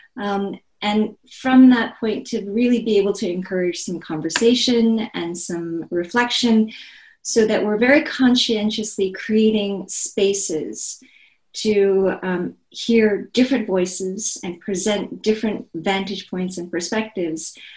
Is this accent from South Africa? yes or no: no; Seoul, South Korea; moved away as an adult; now in United States; I was born and raised in Seoul, South Korea